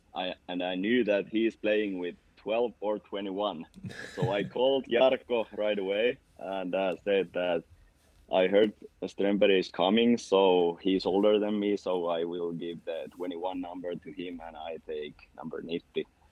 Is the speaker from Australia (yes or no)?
no; Tampere, Pirkanmaa, Finland; English is a second language; moved away as an adult; now in Sweden; I'm from that town. That's that is my hometown